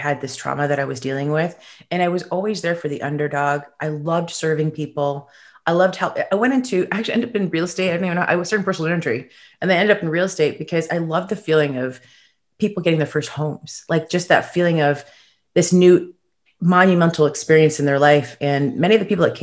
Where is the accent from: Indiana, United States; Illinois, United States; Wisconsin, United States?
Illinois, United States; Chicago; also born or lived in Toronto, Canada; I'm from Chicago. I was originally born in Toronto